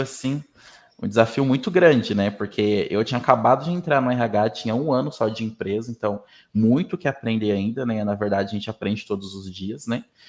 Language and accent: Portuguese; Mato Grosso do Sul, Brazil; moved away as an adult; now in Umuarama, Brazil; Mato Grosso do Sul, onde eu fui criado